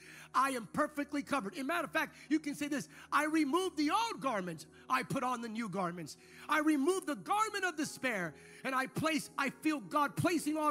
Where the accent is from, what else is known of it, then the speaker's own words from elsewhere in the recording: United States; speaking as an American